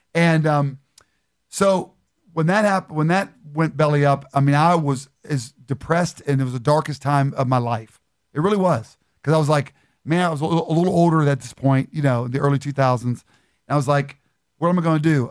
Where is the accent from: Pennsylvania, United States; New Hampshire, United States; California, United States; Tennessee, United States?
Pennsylvania, United States; Beaver Falls; I grew up in, uh, in Beaver Falls, Pennsylvania, right outside of Pittsburgh